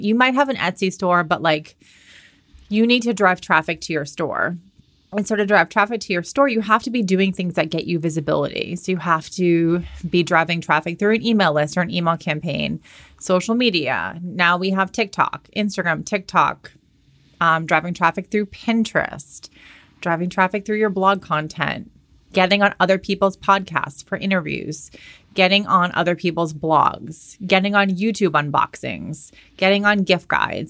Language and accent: English; Boston, Massachusetts, United States; moved away as an adult; also born or lived in Southern California; I'm from Boston